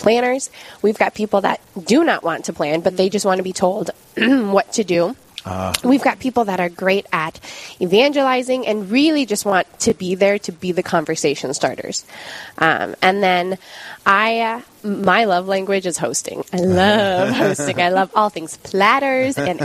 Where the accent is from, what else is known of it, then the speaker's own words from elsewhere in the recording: Pierre, South Dakota, United States; moved away as an adult; now in Bismarck, United States; I am originally from Pierce, South Dakota